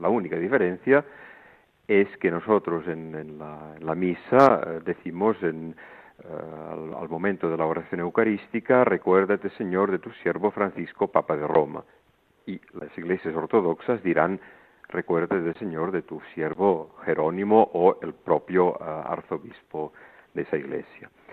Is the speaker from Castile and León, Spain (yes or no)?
no; El Vendrell, Catalonia, Spain; born or raised there; moved away as an adult; also born or lived in Montserrat; now in Greece